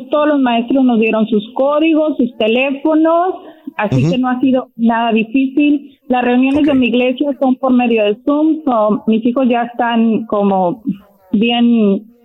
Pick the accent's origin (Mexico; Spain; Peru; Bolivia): Mexico; now in United States; yo soy de México